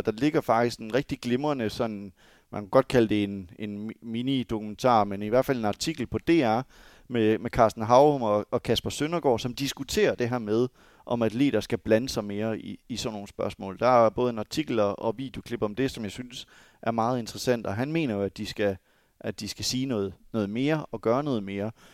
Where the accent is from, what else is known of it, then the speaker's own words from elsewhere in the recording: Denmark; som dansker